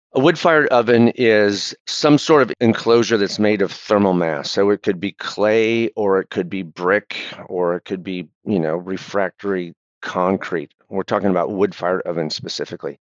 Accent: Michigan, United States; also born or lived in Providence, Rhode Island; now in Rhode Island, United States; I grew up in Michigan in the 70s and in 80s

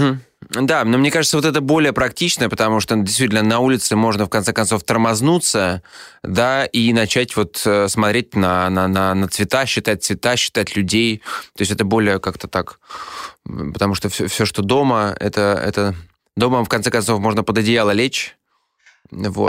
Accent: Saint Petersburg, Russia; Я вырос на улицах Петербурга.

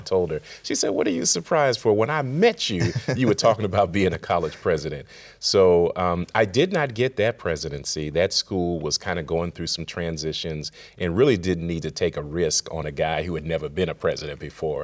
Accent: Worcester, Massachusetts, United States; I grew up in Worcester, Massachusetts, uh, very small African-American population

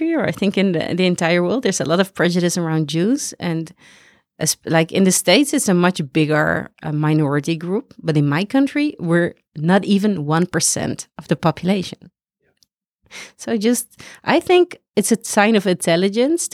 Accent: Amsterdam, North Holland, Netherlands; I'm from Amsterdam, the Netherlands.

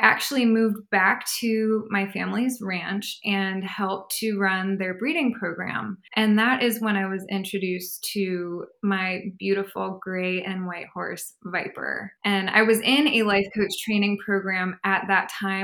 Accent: San Francisco Bay Area, California, United States; growing up in the San Francisco Bay Area, we didn't have the space to have a horse in our backyard

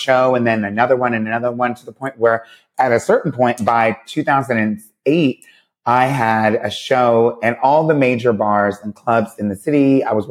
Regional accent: near Philadelphia, Pennsylvania, United States; now in New York, United States; I'm from Pennsylvania and near Philadelphia

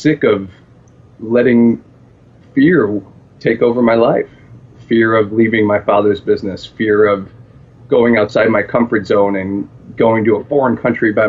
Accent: Buffalo, New York, United States; I'm from Buffalo

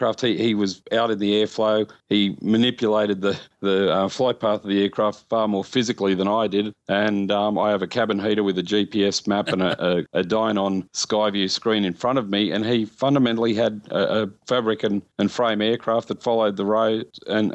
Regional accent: Mittagong, New South Wales, Australia; my hometown of Mittagong

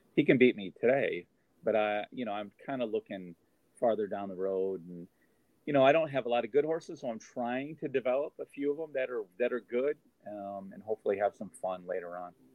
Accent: New York, United States; I am a New Yorker. I am stable here

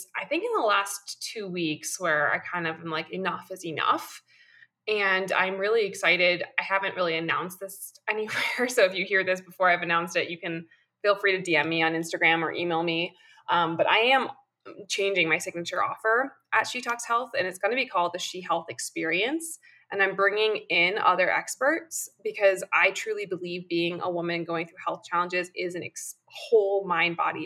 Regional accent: New York, United States; I am a New Yorker

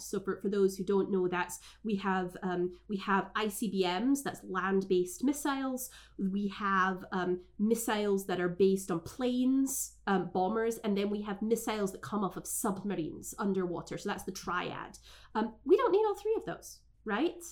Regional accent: Scotland, United Kingdom; now in United States; I was raised in Scotland, so I actually didn't go through the American school system

